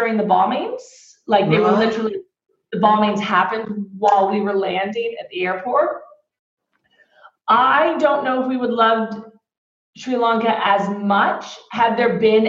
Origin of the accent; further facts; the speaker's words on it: Texas, United States; also born or lived in Australia; We both speak Spanish, right? We grew up in Texas